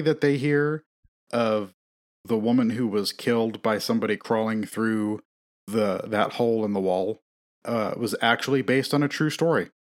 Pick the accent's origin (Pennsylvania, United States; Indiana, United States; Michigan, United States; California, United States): Indiana, United States; Elkhart